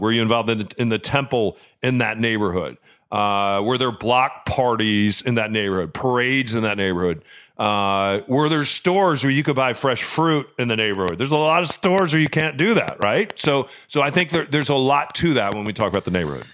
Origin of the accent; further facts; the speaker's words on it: Illinois, United States; growing up in Illinois, there was a huge farmer's field across the street